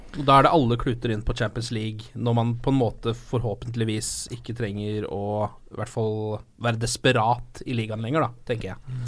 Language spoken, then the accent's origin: Norwegian; Norway; som nordmann, sånn som jeg er